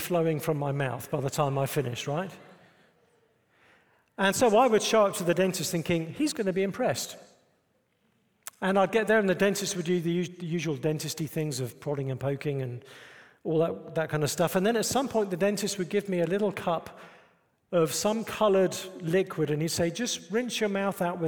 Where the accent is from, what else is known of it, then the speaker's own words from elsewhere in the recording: United Kingdom; moved away as an adult; now in United States; I'm British